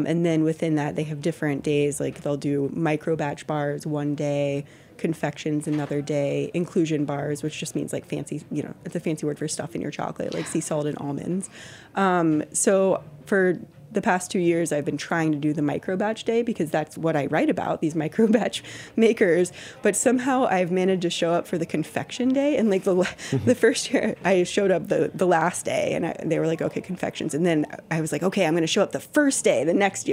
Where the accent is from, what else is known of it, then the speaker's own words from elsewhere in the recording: Texas, United States; moved away as an adult; also born or lived in Austin; I'm from Texas